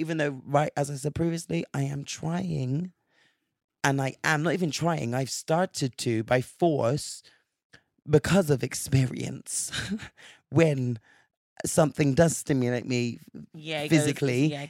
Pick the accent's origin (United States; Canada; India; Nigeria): Nigeria; I'm Nigerian, so I love egusi soup.